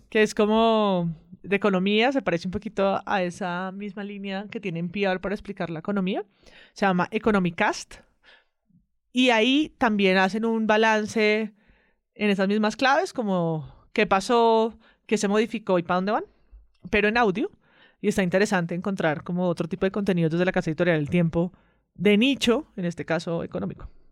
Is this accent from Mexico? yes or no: no; Colombia; que nos juntan como colombianos y como colombianas